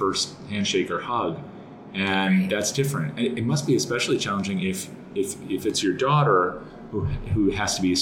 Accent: Connecticut, United States; I grew up in Connecticut, so I'm, you know, on the more reserved side

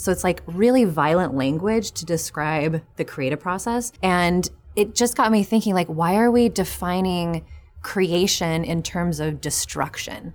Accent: New Mexico, United States; moved away; also born or lived in New York; I'm from New Mexico originally.

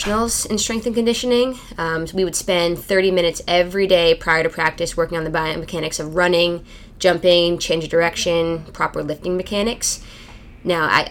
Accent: Canada; moved away as an adult; also born or lived in Louisville, Kentucky; I born and raised in Canada, so I grew up playing ice hockey and field lacrosse.

